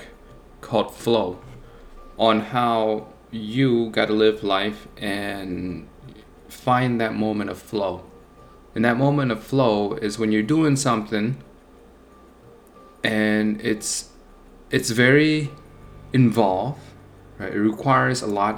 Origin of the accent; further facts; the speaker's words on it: Buffalo, New York, United States; I'm from Buffalo, New York